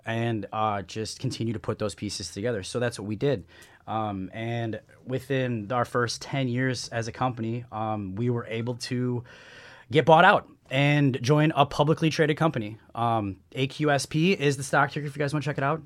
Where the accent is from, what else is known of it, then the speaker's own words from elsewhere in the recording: Chicago, Illinois, United States; now in San Diego, United States; I'm from the Midwest, from the Chicagoland area.